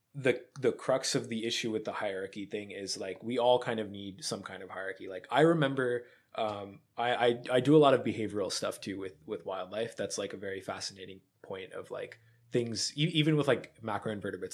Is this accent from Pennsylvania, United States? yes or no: yes; Pennsylvania, United States; I grew up in Bumblefuck, Pennsylvania